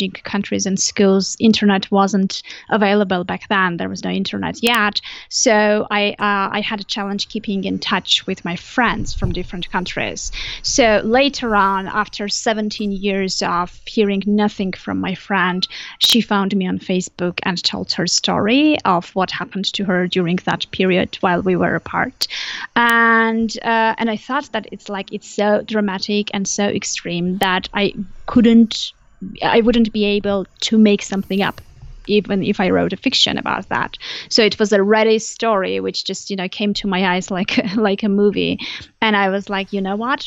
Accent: Armenia; English is a second language; am originally from Armenia, so that's where I was living back then

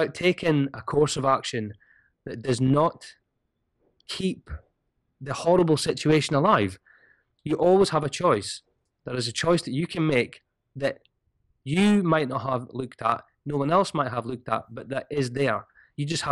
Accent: Scotland, United Kingdom; I'm Scottish

